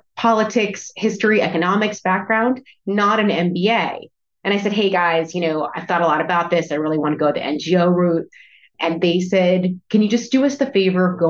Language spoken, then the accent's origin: English; New England, United States; also born or lived in Vermont / Connecticut; now in Jackson, United States; I grew up in the East Coast in New England, kind of Vermont and Connecticut